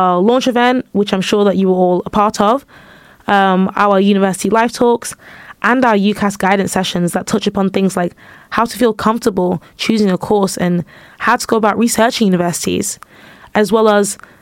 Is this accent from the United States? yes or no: no; United Kingdom; also born or lived in Manchester / London; now in York, United Kingdom; I'm from Manchester and London